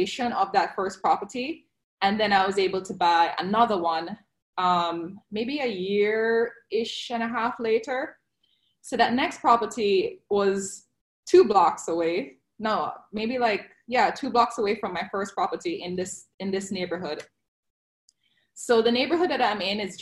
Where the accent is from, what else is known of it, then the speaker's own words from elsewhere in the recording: Jamaica; now in Fort Lauderdale, United States; I am originally from Jamaica